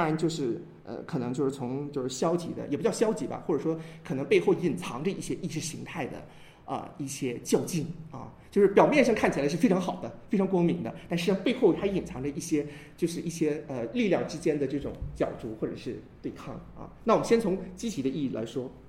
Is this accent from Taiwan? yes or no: no; China; 我们中国人其实特别喜欢一说到文化，说到我们中国文化